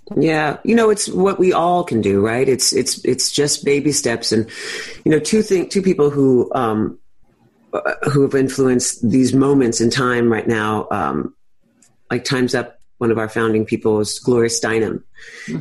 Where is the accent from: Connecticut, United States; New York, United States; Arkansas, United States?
New York, United States; New York City; born or raised there